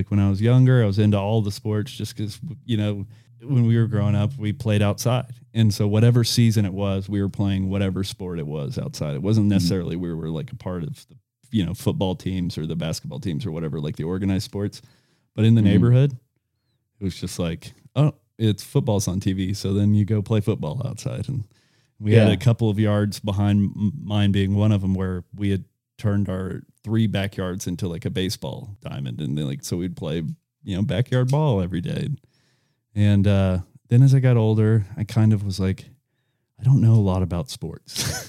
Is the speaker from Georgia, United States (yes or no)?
yes; Lawrenceville, Georgia, United States; also born or lived in Camarillo, California; See, I was born in Camarillo, California, and I moved to just north of Atlanta when I was 7. And I claim to be from Lawrenceville, Georgia.